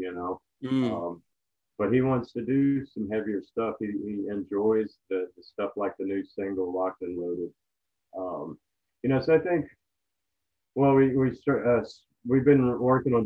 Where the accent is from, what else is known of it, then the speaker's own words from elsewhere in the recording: United States; we're American